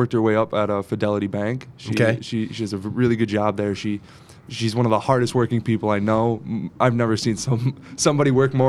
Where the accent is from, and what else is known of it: Scranton, Pennsylvania, United States; born or raised there; also born or lived in Dunmore, Pennsylvania / California